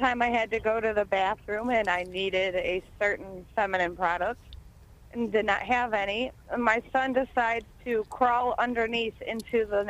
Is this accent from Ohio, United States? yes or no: yes; Toledo, Ohio, United States; Originally from South Toledo, but I moved out of town for a while